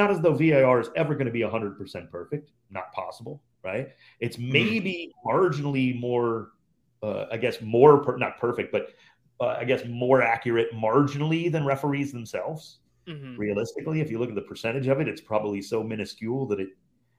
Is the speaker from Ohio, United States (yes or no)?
yes; Cleveland, Ohio, United States; moved away as an adult; also born or lived in Los Angeles; my hometown of Cleveland